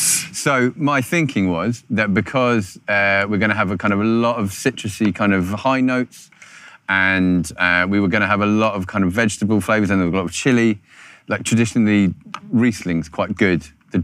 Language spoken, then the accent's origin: English; Croydon, London, United Kingdom; I'm from Croydon, Jimmy.